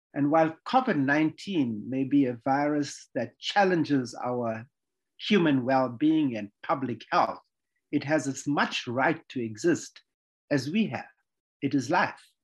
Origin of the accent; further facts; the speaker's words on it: Durban, KwaZulu-Natal, South Africa; I was born in Durban. It's a city in the KwaZulu Natal province of South Africa